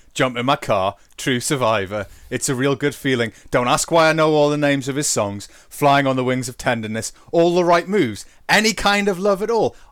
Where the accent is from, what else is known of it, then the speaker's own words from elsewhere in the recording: England, United Kingdom; we are English. Different types of English, but English for sure